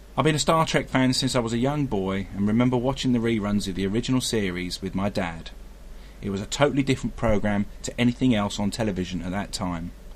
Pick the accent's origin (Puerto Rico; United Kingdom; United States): United Kingdom; Brighton, South East England; I'm from Brighton on the south coast of the UK.